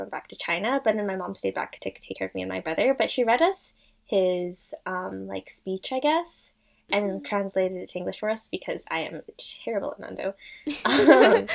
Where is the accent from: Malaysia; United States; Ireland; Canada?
Canada; I grew up in Canada my entire life